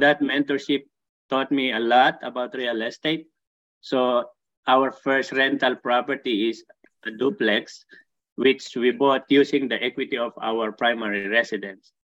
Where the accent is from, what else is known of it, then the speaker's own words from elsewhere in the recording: Philippines; moved away as an adult; also born or lived in Saudi Arabia / Dubai; now in Barrie, Canada; I came originally from Philippines